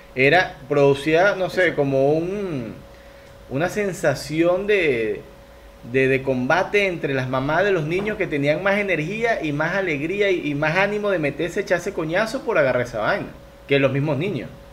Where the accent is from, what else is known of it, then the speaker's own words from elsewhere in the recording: Venezuela; now in Ecuador; somos venezolanos